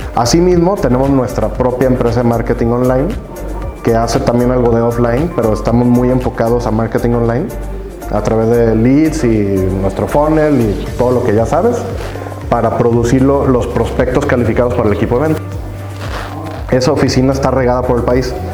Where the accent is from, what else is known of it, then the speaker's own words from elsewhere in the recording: Guadalajara, Jalisco, Mexico; yo, soy tapatío, tuve el gusto y privilegio, digo yo, de, crecer en Guadalajara